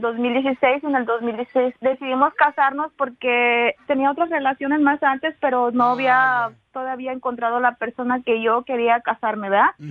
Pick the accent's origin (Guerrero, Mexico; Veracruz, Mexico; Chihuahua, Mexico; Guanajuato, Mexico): Guerrero, Mexico; yo soy de Guerrero